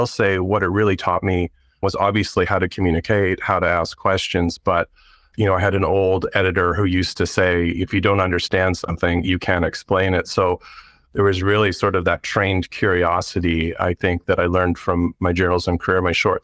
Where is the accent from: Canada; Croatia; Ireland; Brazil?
Canada; moved away as an adult; now in Portland, United States; I'm actually from Canada